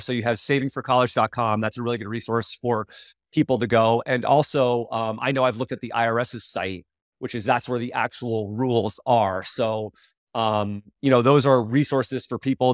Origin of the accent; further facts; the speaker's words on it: Vermont, United States; moved away as an adult; also born or lived in Connecticut; I was a kid from Vermont that came down to run, to run for UConn